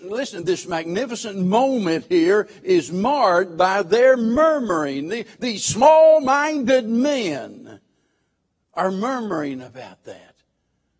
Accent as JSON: {"language": "English", "region": "Missouri", "country": "United States", "moved": "yes", "said": "I come from Missouri, and I butcher the King's English"}